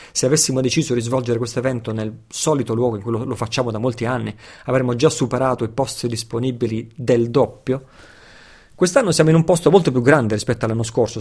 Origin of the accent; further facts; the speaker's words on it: Italy; nato e cresciuto in Occidente, nato e cresciuto in Italia